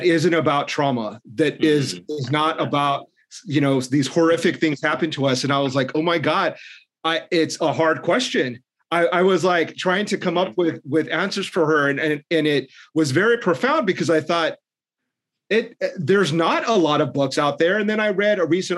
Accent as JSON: {"language": "English", "town": "Tucson", "region": "Arizona", "country": "United States", "tie": "born or raised there", "said": "urban legends and stories that I grew up with in Tucson"}